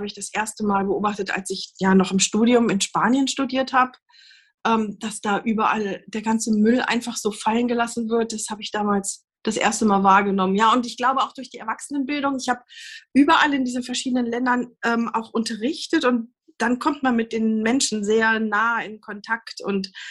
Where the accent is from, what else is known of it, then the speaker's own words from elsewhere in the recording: Göttingen, Lower Saxony, Germany; ja, ich bin äh, aufgewachsen in Göttingen, ähm, hab da, äh, bin da zur Schule gegangen, habe da Abi gemacht und bin nach dem Abi in die USA gegangen, nach Kalifornien.